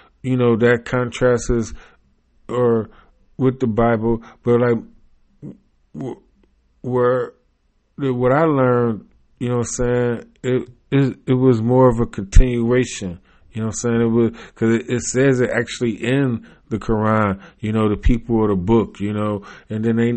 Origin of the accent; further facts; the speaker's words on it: United States; growing up and being American